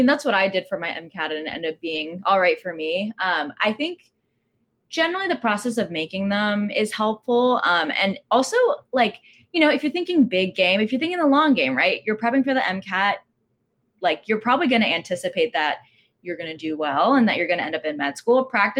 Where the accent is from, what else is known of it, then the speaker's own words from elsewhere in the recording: Texas, United States; also born or lived in California; now in New York, United States; I grew up in Texas, went to undergrad in California, and now I'm on the East Coast.